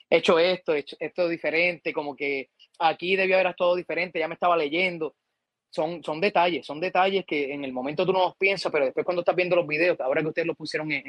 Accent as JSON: {"language": "Spanish", "country": "Puerto Rico", "said": "yo soy de aquí, de Calle"}